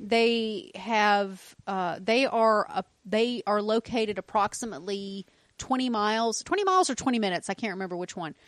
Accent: the South, United States; We are from the South

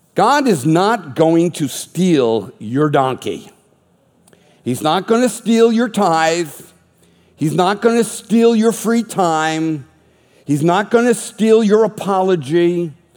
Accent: Boston, Massachusetts, United States; I was raised Catholic in the Boston area

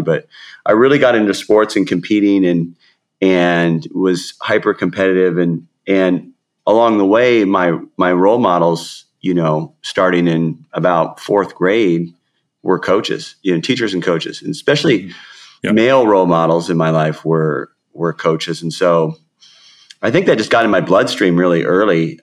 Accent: Seattle, Washington, United States; also born or lived in South King County; I grew up in the Seattle area

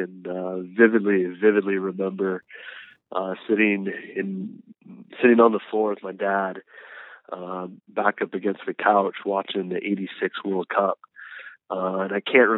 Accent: Southern California, United States; I grew up in Southern California, played high school soccer at Los Alamitos High School here

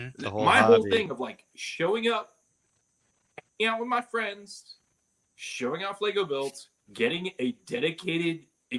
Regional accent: San Diego, California, United States; I grew up in San Diego

